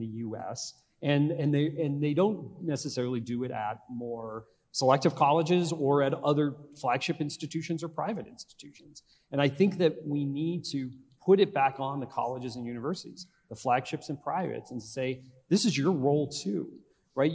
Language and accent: English; Northeastern Pennsylvania, United States; When I was growing up in Northeastern Pennsylvania, my father was a teacher